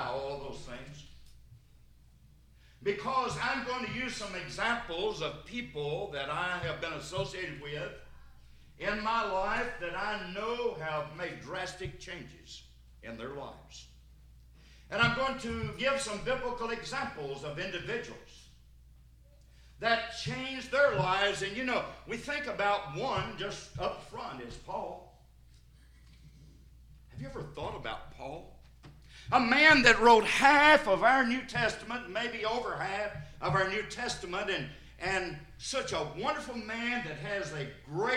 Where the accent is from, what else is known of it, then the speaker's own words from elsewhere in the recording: Sparta, Tennessee, United States; also born or lived in Cookeville, Tennessee; I'm from White County over in Sparta